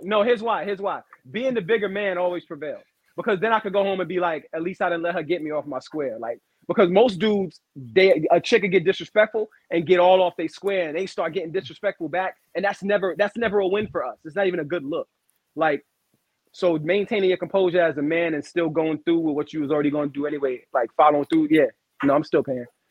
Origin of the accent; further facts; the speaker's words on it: New York City, New York, United States; I'm from Brooklyn